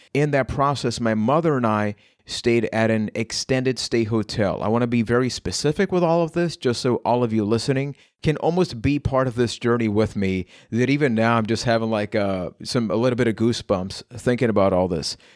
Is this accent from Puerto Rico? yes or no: yes; Puerto Rico; I am from Puerto Rico